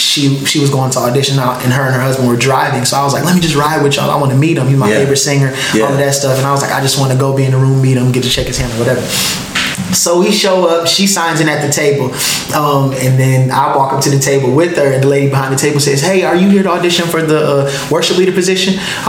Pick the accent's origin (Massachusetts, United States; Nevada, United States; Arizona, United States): Massachusetts, United States; Springfield; born and raised in Springfield, Massachusetts.